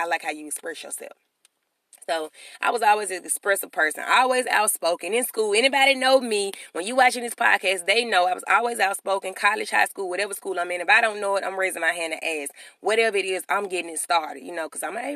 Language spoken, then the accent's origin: English; Birmingham, Alabama, United States; I'm from Birmingham, Alabama